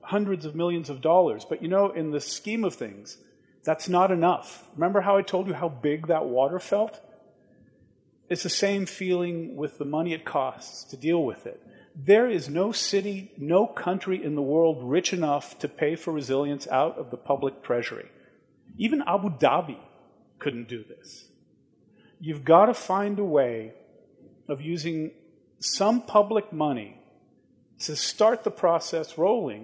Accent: Washington, District of Columbia, United States; went back to my hometown of Washington, D.C.

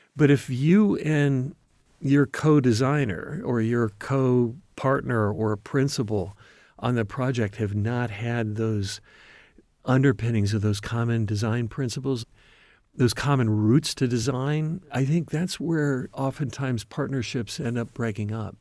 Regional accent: Ohio, United States; moved away; also born or lived in Michigan / Detroit, Michigan; I coming from the Midwest. I grew up in Ohio. and then Michigan, and then went to school in Detroit

